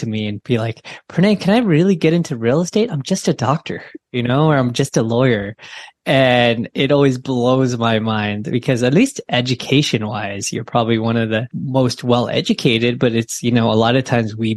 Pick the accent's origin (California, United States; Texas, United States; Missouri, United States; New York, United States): California, United States; Bay Area; I grew up in the Bay Area